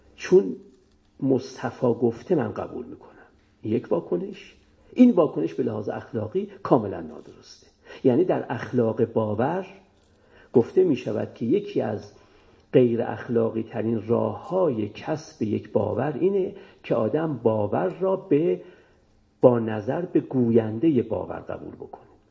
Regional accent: Iran; ما هممون ایرانیم

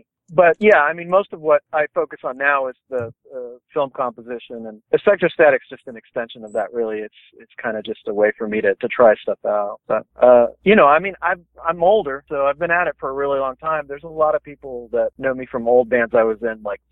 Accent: Taylor, Texas, United States; our hometown of Taylor

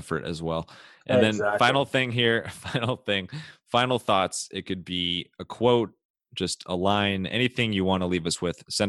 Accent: Cleveland, Ohio, United States; moved away; I'm from Cleveland originally

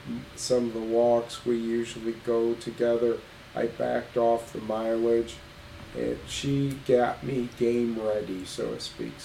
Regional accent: Ohio, United States; I'm Irish, I'm Catholic, I'm from Ohio.

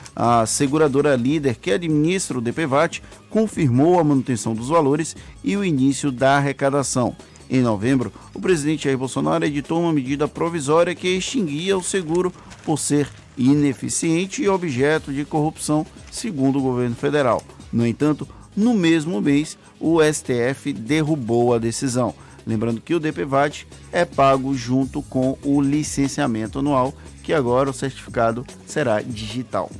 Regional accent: Bahia, Brazil; born or raised there; now in Salvador, Brazil

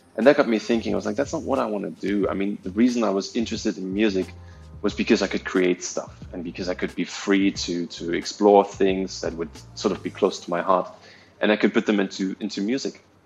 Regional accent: Berlin, Germany; moved away as an adult; also born or lived in Austria; now in Singapore; I was born in East Berlin. So I, I was still I was I'm still old enough to be born in a country that doesn't exist anymore. Right. So I'm originally from from that part, but yeah, I grew up in Berlin and lived there for until I was like 22

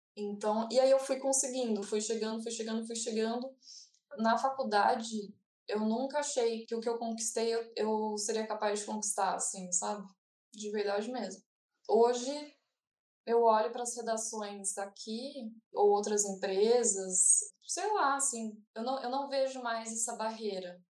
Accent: Brazil; eu sou brasileira

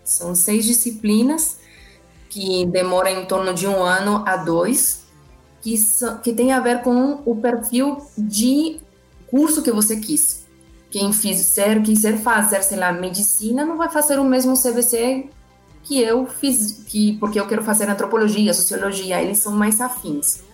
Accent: Argentina; Portuguese is a second language; moved away as an adult; now in Brazil; eu sou argentina, formada eh, na Universidade de Buenos Aires

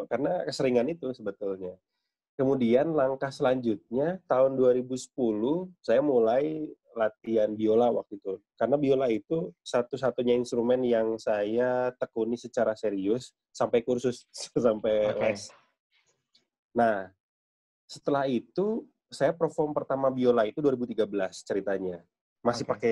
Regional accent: West Java, Indonesia; Saya orang Sunda tapi kebanyakan ikut orang Jawa

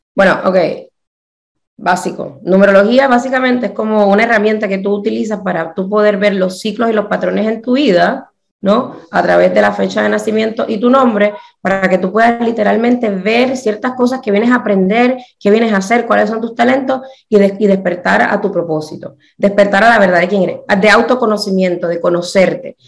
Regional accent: Puerto Rico; moved away as an adult; also born or lived in New Orleans / Pittsburgh; yo me crié en Puerto Rico

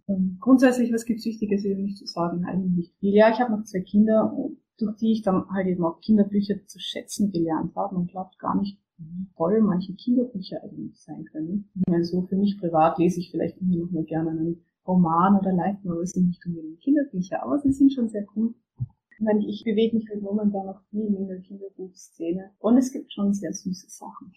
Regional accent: Austria; bei uns in Österreich

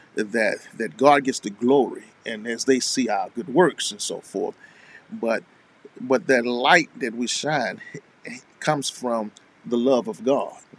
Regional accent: Alabama, United States; the state of Alabama mm. and my home state as well

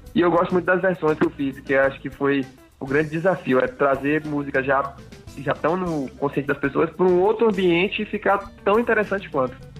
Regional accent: Salvador, Bahia, Brazil; accent: baiano; moved away; aquele alicerce baiano que é que é o que eu sou, sou baiano, é o meu sotaque

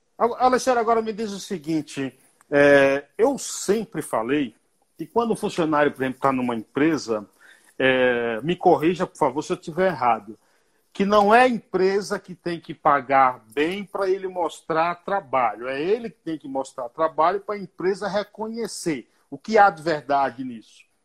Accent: Bahia, Brazil; Eu sou baiano

